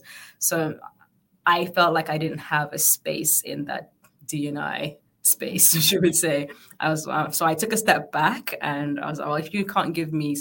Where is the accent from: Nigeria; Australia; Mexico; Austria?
Nigeria; Northern Nigeria; also born or lived in Sierra Leone; now in London, United Kingdom; I was born in London, but I grew up in Nigeria